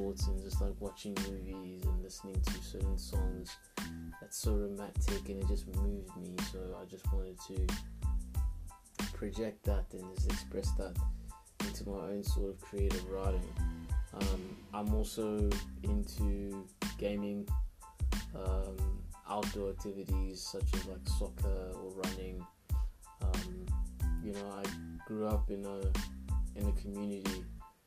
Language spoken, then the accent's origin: English; Pretoria, Gauteng, South Africa; Born and raised in Pretoria. Grew up in the suburbs, as you can probably tell from my accent